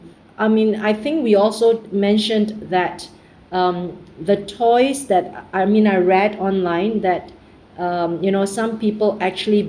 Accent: Singapore; I'm from Singapore

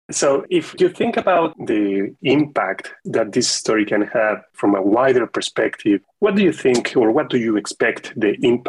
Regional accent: Mazatlán, Sinaloa, Mexico; I was born in Mazatlán.

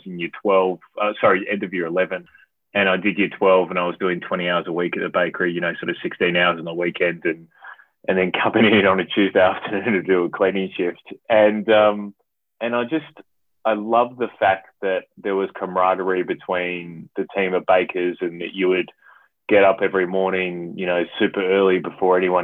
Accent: South Australia, Australia; moved away as an adult; also born or lived in Adelaide / Perth / Brisbane / Vancouver; now in Melbourne, Australia; I'm originally from South Australia. So I haven't lived in SA for around 10 or 11 years at least now

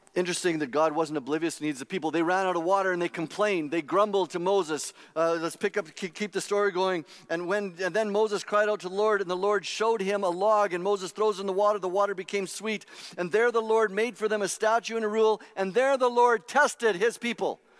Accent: Saskatchewan, Canada; I grew up in Saskatchewan, and it's not like Calgary

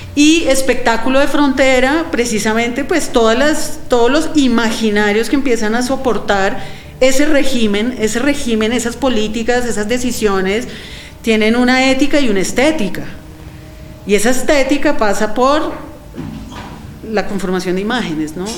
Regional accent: Bogotá, Colombia; nosotros como bogotanos

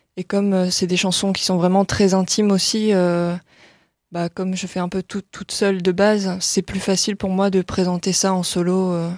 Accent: Lille, Hauts-de-France, France; also born or lived in Boulogne-sur-Mer; je suis plutôt originaire de Lille

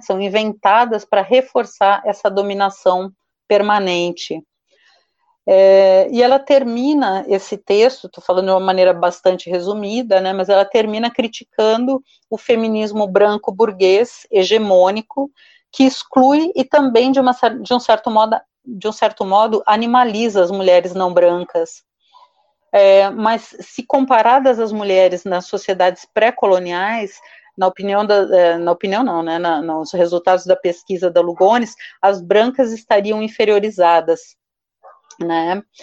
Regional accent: Brazil; nós brasileiras e brasileiros

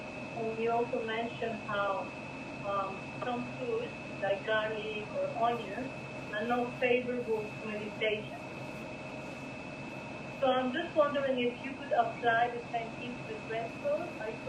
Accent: Spain

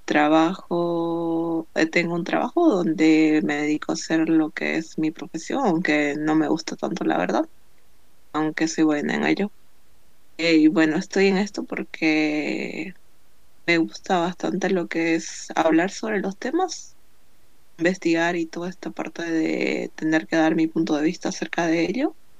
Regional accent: Bolivia; soy de Bolivia

